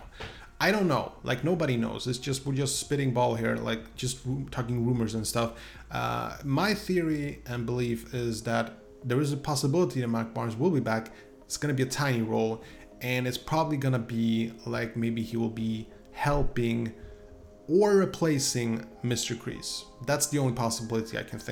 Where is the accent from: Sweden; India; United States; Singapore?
Sweden; English is a second language; I'm from Sweden after all.